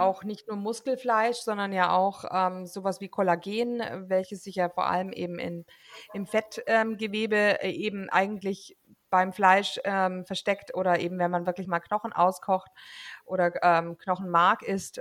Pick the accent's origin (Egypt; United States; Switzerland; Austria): United States; now in Germany; aufgewachsen bin in den USA